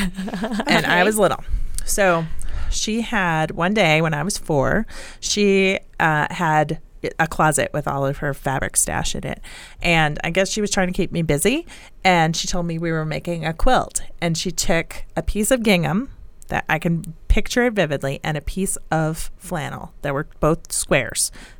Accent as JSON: {"language": "English", "region": "New Jersey", "country": "United States", "tie": "born or raised there", "also_born_or_lived": "Boston / Chicago", "moved": "as an adult", "lives_now": "Colorado, United States", "said": "So I grew up in New Jersey."}